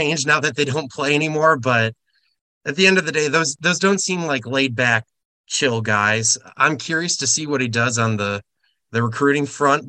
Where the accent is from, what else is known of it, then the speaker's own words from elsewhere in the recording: Wisconsin, United States; moved away; also born or lived in Nebraska; I grew up in Wisconsin